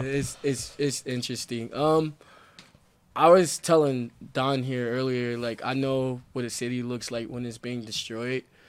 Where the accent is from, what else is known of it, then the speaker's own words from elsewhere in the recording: Flint, Michigan, United States; moved away as an adult; now in Salt Lake City, United States; I'm actually from Flint, Michigan